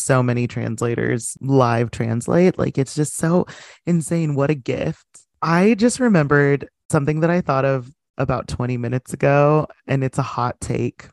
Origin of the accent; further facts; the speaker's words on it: United States; as an American